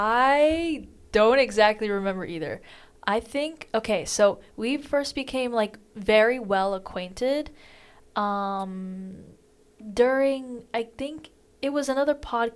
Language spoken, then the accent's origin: English; Tampa, Florida, United States; moved away as an adult; also born or lived in Demorest, Georgia; I come from a big, like, metropolitan diverse city. I'm from Tampa, Florida.